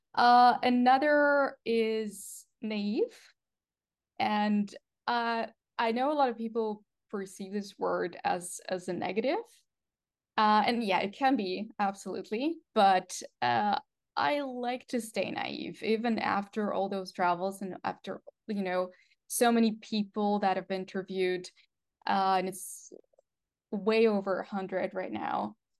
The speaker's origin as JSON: {"language": "English", "country": "Russia", "second_language": "English", "moved": "yes", "said": "I'm originally from Russia, um, actually Russian Ukrainian"}